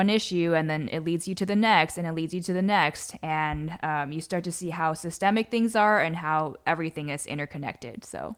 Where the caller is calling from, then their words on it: San Diego, California, United States; I'm calling in from San Diego, which is Kumeyaay land in Southern California.